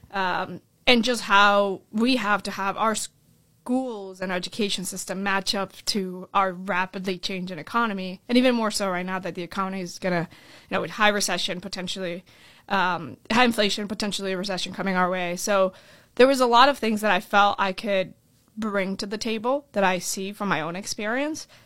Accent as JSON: {"language": "English", "town": "Orlando", "region": "Florida", "country": "United States", "tie": "born or raised there", "also_born_or_lived": "Colombia / California", "said": "I was born in Columbia. Uh, my family came here when I was seven years old. We moved to Orlando, Florida, and that's kinda where I, I really grew up"}